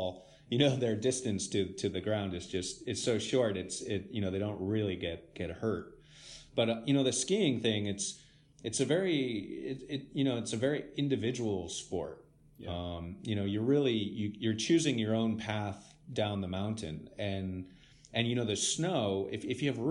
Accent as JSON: {"language": "English", "town": "Santa Fe", "region": "New Mexico", "country": "United States", "tie": "born or raised there", "moved": "as an adult", "lives_now": "Netherlands", "said": "I was born in New Mexico, you know, born and raised"}